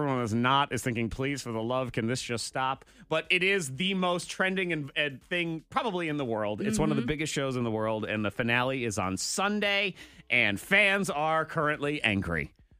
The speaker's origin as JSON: {"language": "English", "region": "New England", "country": "United States", "said": "Again, I'm from New England."}